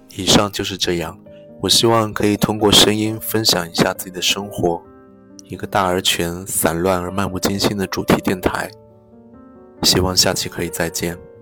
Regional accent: Ningbo, Zhejiang, China; accent: Ningbo dialect; 我们宁波话

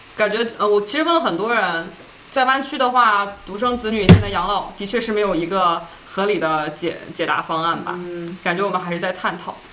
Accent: China; 我们中国人有一个优秀的传统，就是要反哺嘛

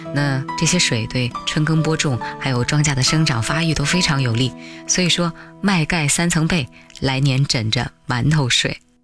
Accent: Guilin, Guangxi, China; moved away as an adult; now in Beijing, China; 那一年桂林北部的雪下得还挺大的，就是能堆雪人的那种

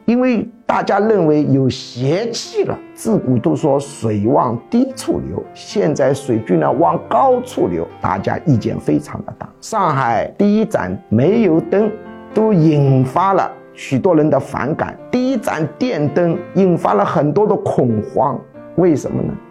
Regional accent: China; 我们中国人

